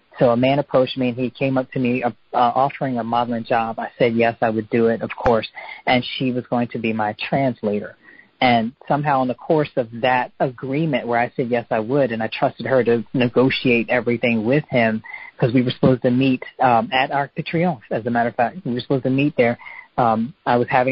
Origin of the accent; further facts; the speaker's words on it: United States; especially being an American girl by myself in France over there